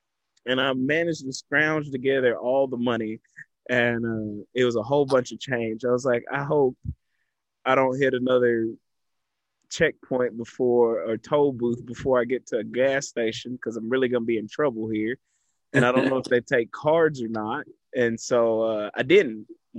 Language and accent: English; Texas, United States; I have been a devout Texan my entire life.